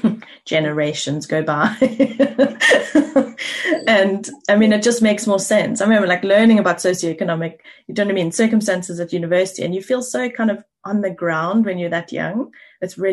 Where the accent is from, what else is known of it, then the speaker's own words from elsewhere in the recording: South Africa; now in England; I grew up in South Africa